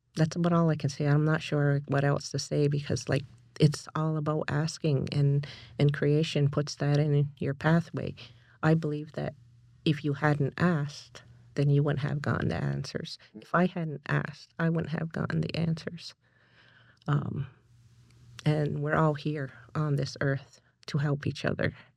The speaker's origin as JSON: {"language": "English", "country": "Canada", "also_born_or_lived": "Six Nations / Toronto", "moved": "yes", "said": "I'm originally from Haku sas ni"}